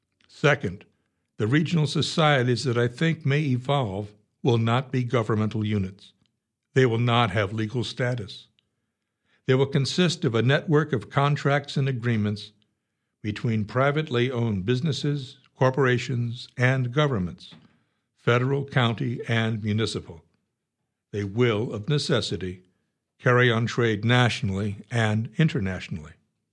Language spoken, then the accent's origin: English; Lansing, Iowa, United States; I'm from Lansing. Waukon stole our county records three times.